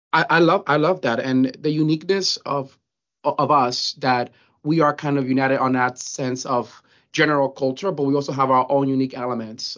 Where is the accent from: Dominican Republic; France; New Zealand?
Dominican Republic; moved away; also born or lived in New York; I was born and raised in the Dominican Republic